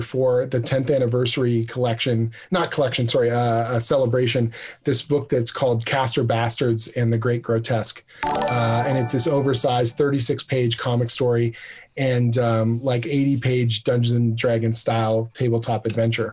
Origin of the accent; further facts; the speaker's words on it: Canada; we're all Canadian